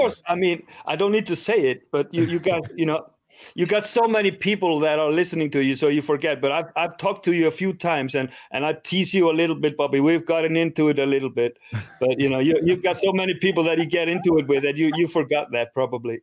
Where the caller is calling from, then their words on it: Iceland; I'm calling in from Iceland